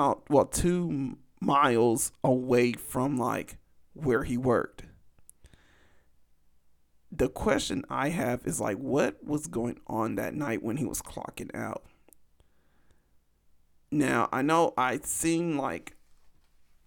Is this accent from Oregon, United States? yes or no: no; Los Angeles, California, United States; my hometown